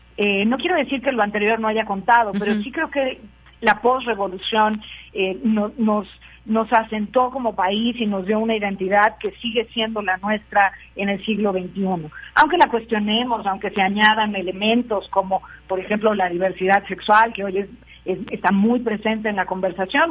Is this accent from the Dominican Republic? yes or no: no; Mexico; como país, como, como mexicanos